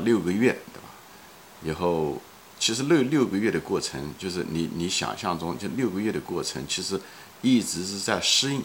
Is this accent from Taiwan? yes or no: no; China; 我们中国人看中文的局限性